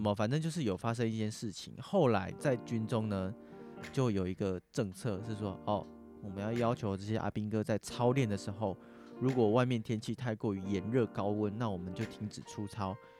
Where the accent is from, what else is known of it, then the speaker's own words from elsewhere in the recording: Taichung, Taiwan; 我们是台中人